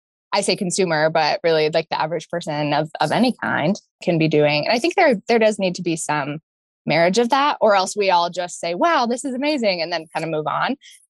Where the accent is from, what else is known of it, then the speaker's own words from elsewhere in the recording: Boulder, Denver area, Colorado, United States; I'm a fifth generation Coloradan. I've lived here since I was born in the Boulder, Denver area.